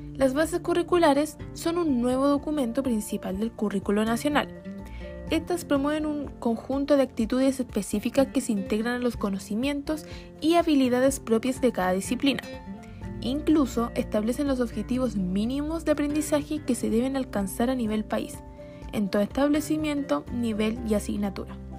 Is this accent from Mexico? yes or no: no; Chile; nuestro país